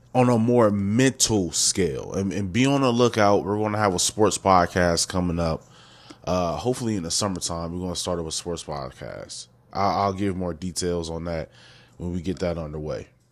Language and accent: English; Wisconsin, United States; I'm from Wisconsin